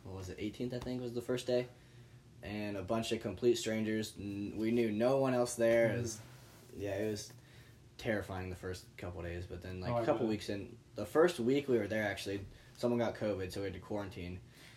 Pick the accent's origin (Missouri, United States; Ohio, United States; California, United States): Ohio, United States; I was from Ohio